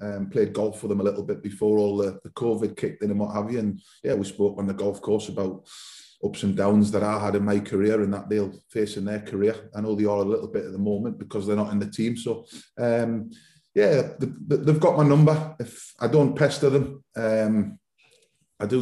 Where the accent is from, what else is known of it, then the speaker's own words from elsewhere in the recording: Newcastle upon Tyne, North East England, United Kingdom; moved away as an adult; being a young lad growing up in Newcastle, I was brought up around football